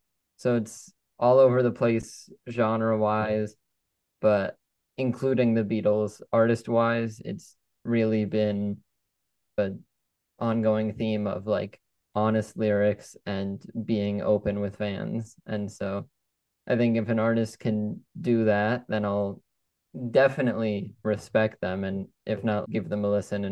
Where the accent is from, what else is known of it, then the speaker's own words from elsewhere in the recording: Los Angeles, California, United States; So I grew up in Los Angeles, still probably my favorite city in the world. I love it there. I go back whenever I can, and I'll actually be heading out back to California for college.